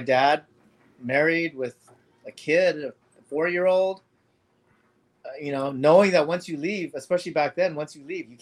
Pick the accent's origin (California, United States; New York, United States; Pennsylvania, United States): California, United States; Los Angeles; born or raised there; also born or lived in Indonesia